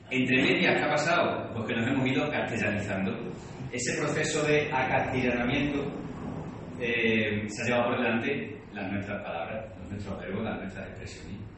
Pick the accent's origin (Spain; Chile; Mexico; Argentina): Spain; Extremadura; accent: Extremaduran; con mi acento extremeño pero hablo en castellano.